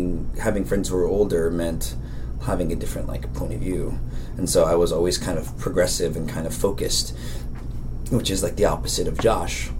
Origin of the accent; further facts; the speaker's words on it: Daly City, California, United States; I'm from San Francisco, and it wasn't until my senior year of high school did I really feel aware of the world outside of Daly City